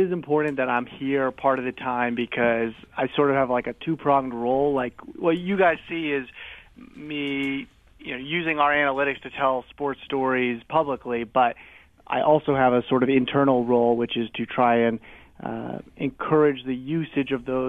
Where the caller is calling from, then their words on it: Bristol, Connecticut, United States; I'm calling in from Bristol, Connecticut, the office.